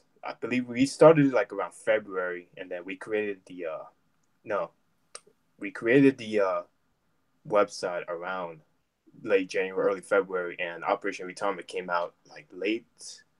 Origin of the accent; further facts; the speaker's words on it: United States; also born or lived in Germany / New Jersey / Florida; now in Tampa, United States; I am originally from Germany, but raised in New Jersey and Florida. I currently live in Tampa, Florida right now, and I'm in college right now.